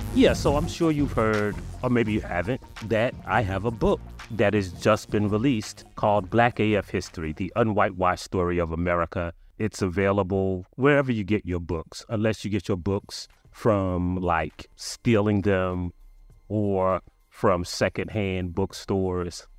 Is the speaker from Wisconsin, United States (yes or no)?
no; South Carolina, United States; I'm from South Carolina